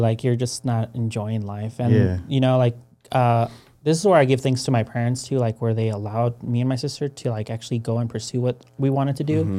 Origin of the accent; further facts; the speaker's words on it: Mexico; now in United States; me and my sister, because we're coming in from Mexico, they understood that our lives were going to be a little bit harder.